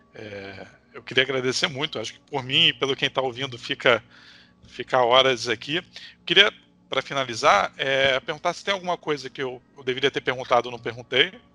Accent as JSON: {"language": "Portuguese", "town": "Nilópolis", "region": "Rio de Janeiro", "country": "Brazil", "tie": "born or raised there", "also_born_or_lived": "Niterói", "said": "eu sou da Baixada Fluminense e vim para Nilópolis agora, que é meu lugar de berço"}